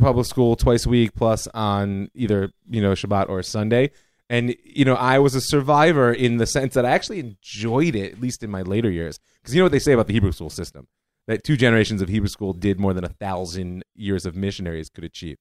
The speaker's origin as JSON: {"language": "English", "town": "Cleveland", "region": "Ohio", "country": "United States", "tie": "born or raised there", "moved": "as an adult", "lives_now": "Israel", "said": "I grew up in Cleveland, Ohio"}